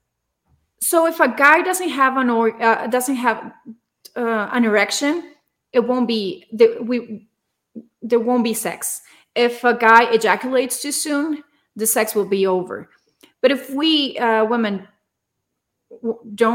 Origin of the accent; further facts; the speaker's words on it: Torreón, Coahuila, Mexico; now in Mexico City, Mexico; I'm from a small city in the north of Mexico. I'm from Torreón, but I live in Mexico City now.